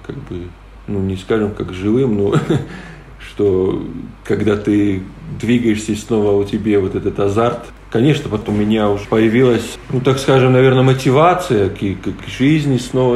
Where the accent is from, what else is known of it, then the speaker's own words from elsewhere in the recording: Latgale, Latvia; first language Polish; Russian is a second language; also born or lived in Lithuania; нам было, наверное, по 4 годика, и родители переехали в Латвию